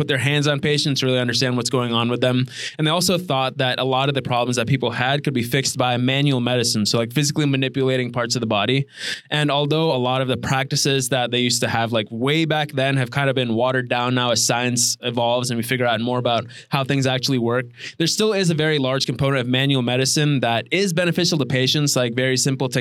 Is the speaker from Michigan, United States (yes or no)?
no; Chicago, Illinois, United States; I'm from the Chicago area